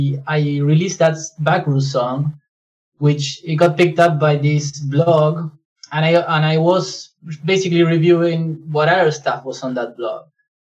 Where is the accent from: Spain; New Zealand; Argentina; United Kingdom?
Argentina; now in Canada; I'm based in Canada, I'm from Argentina.